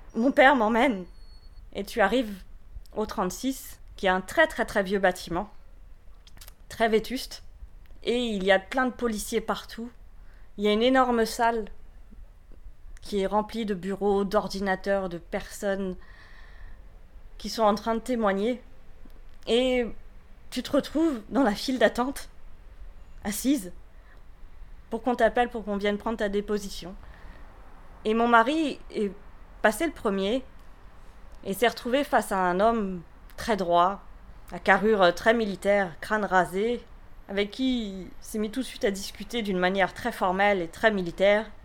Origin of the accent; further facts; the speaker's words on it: France; also born or lived in Paris; now in Rennes, France; Je suis française, c'est quelque chose qui est plus qu'important pour moi.